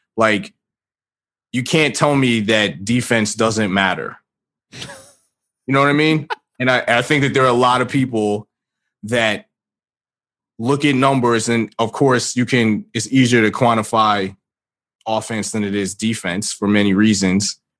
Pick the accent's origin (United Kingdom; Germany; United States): United States; New York City, New York; I grew up in New York. I'm from the Bronx